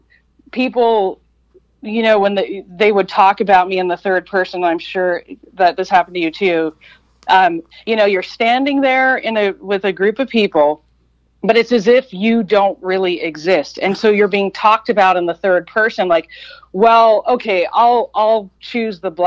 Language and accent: English; Eugene, Oregon, United States; also born or lived in Chicago, Illinois; I was less than 2 years old when we moved from Chicago to Eugene